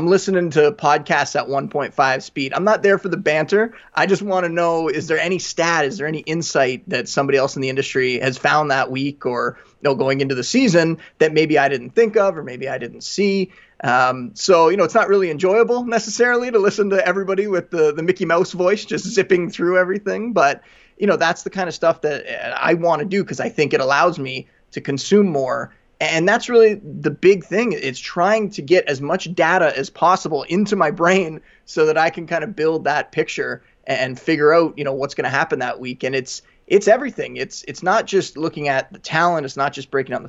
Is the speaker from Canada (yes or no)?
yes; Niagara Falls, Ontario, Canada; I grew up in a border town in Niagara Falls